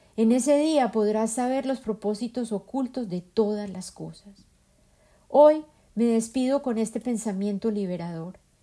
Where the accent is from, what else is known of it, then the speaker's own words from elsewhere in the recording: Colombia; now in United States; Yo habito a Norteamérica físicamente y mi imaginación se nutre persistentemente de mi tierra natal, Colombia